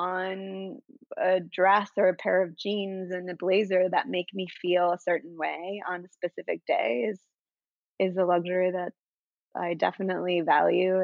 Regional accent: Venezuela; now in New York City, United States; I'm originally from South America, Venezuela.

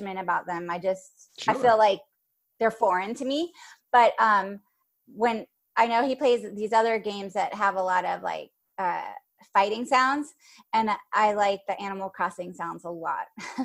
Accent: Charleston, South Carolina, United States; I grew up in South Carolina, and we have a lot of marshland in Charleston where I grew up

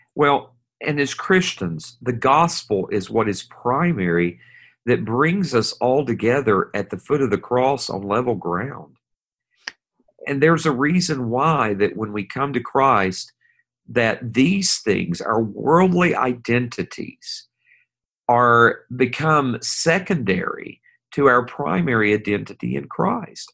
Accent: East Tennessee, United States; I'm from Tennessee, and I'm from East Tennessee. I'm a hillbilly from up in that area

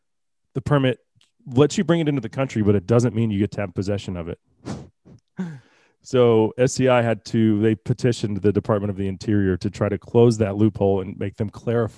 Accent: Texas, United States; born there; one county over in the county that I was born in Dallas County.

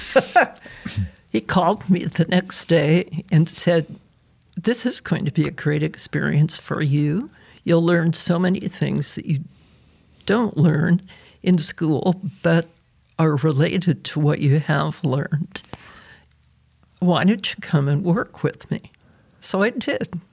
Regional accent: The Dalles, Oregon, United States; I was born in 1943 in the Dalles, Oregon, which is a town east of the Cascades

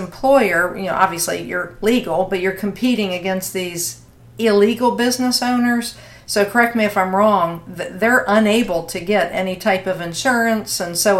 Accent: Virginia, United States; and in Virginia, your home state, my home state.

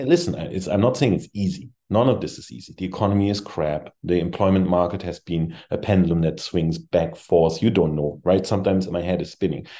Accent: Germany; moved away as an adult; also born or lived in Europe; now in United States; I came from Germany.

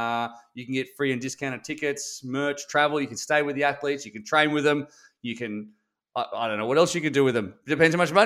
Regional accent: Australia; I'm Australian

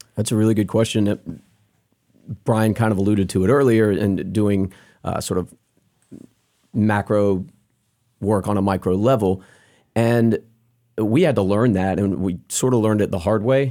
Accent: North Carolina, United States; we're all North Carolina guys

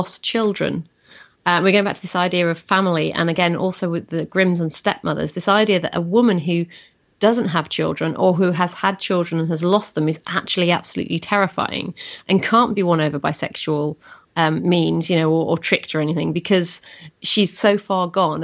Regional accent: Yorkshire and the Humber, United Kingdom; growing up in North Yorkshire

